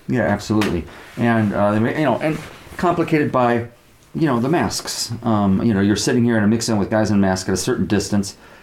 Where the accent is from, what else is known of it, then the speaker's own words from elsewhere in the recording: United States; I'm an American. I grew up uh, you know, believing in the uh, American legal system